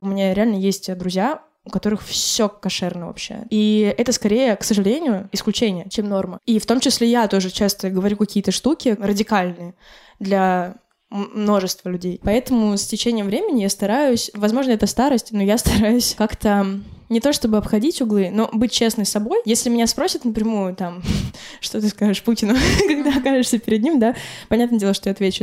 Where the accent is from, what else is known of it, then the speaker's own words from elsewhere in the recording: Republic of Karelia, Russia; Я родилась в Карелии, где в целом Финляндия это прям 30 километров